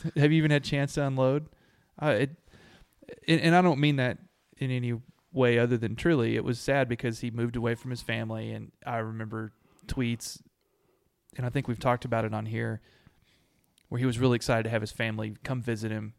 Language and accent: English; Abilene, Texas, United States; I grew up in Abilene